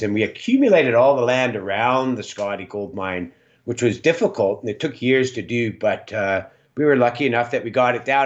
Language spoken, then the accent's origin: English; Calgary, Alberta, Canada; now in Smithers, Canada; where I was born in Calgary.